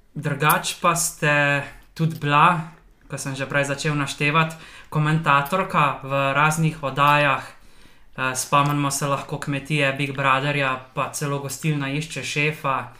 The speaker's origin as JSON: {"language": "Slovenian", "country": "Slovenia", "said": "Slovenci smo delovni narod"}